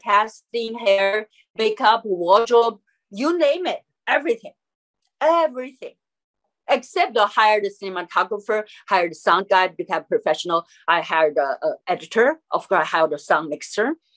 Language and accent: English; Chengdu, Sichuan, China; English is a second language; moved away as an adult; also born or lived in New York; my hometown, Chengdu, Sichuan.